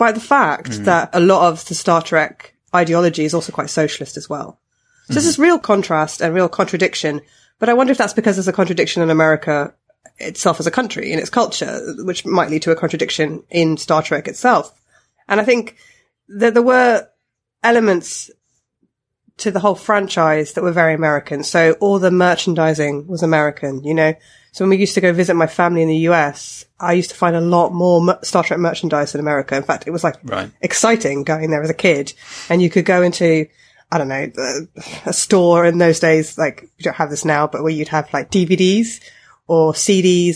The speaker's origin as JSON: {"language": "English", "country": "United Kingdom", "tie": "born or raised there", "said": "I'm British and I have grown up in Britain, I wasn't born in this country"}